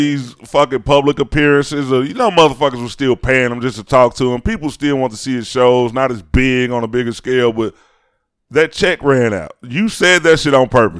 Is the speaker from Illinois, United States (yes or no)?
yes; Chicago, Illinois, United States; I'm from Chicago.